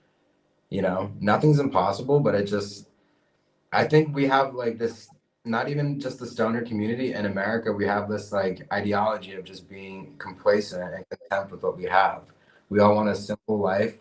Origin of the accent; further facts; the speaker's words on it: Lviv, Lviv Oblast, Ukraine; moved away; I was born in Ukraine, but I have a U.S. passport